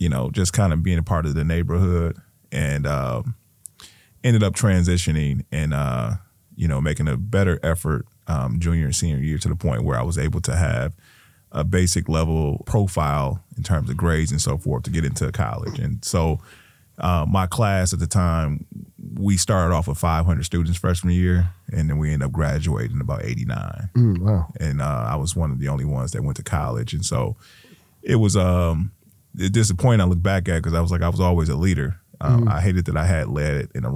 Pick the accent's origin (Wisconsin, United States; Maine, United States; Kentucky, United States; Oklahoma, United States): Wisconsin, United States; Milwaukee; I moved up here when I was a kid and went to Phyllis Wheatley on 20th and North, 20th and Monarchy, you know, and then went on to Sammy Morris and Niskera and Custer High School. So I was schooled here